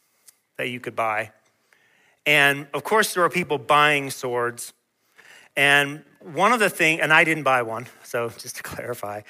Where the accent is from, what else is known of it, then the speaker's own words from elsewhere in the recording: Peachtree City, Georgia, United States; Where I was growing up in Georgia